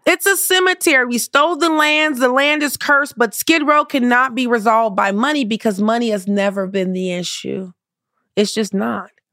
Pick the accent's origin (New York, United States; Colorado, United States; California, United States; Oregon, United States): California, United States; Compton; I grew up in the hood. I grew up in Compton.